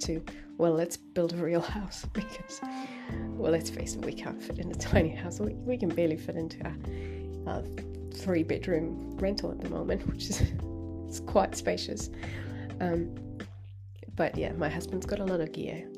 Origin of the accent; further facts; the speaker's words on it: Finland; now in New Zealand; I'm from Finland, where everyone's salaries are like published in the newspaper